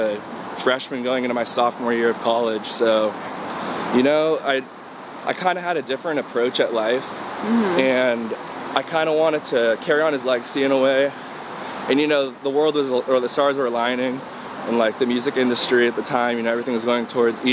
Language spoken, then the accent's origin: English; Newport Beach, California, United States; hometown is Newport Beach, California